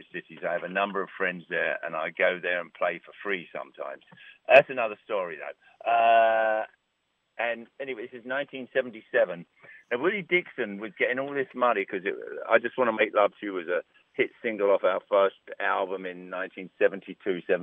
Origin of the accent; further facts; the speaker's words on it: England, United Kingdom; now in New York, United States; I'm English